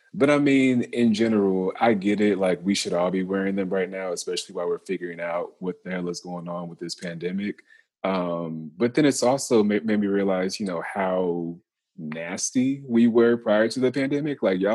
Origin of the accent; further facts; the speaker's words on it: Lewisville, Texas, United States; also born or lived in Baton Rouge / Memphis; Yeah, so I'm originally from Lewisville, Texas. I moved a couple times. So I went from Lewisville, Texas to Baton Rouge, Louisiana, to Memphis, Tennessee